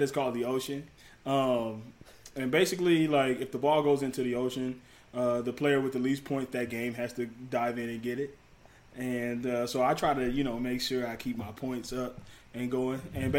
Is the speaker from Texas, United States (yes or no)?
no; Detroit, Michigan, United States; Okay, so basically, like, for me, I'm from Detroit.